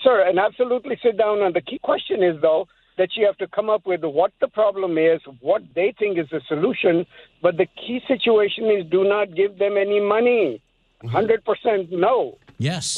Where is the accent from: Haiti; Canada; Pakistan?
Pakistan; now in United States; I'm from Pakistan